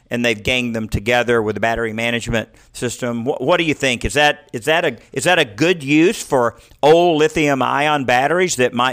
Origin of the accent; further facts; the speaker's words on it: California, United States; I'm from California